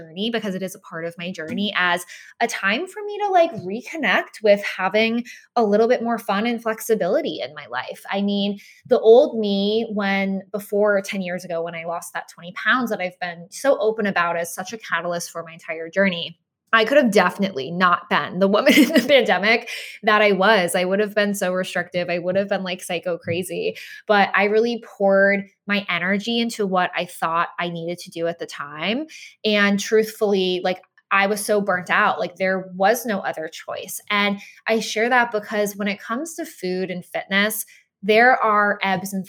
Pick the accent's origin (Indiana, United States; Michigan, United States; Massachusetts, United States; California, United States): Massachusetts, United States; Boston; moved away; I grew up in Boston